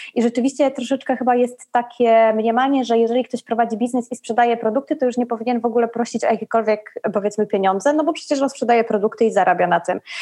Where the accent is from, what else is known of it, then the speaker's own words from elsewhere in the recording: Kraków, Lesser Poland, Poland; now in Rome, Italy; w Krakowie, gdzie, gdzie skąd, skąd jestem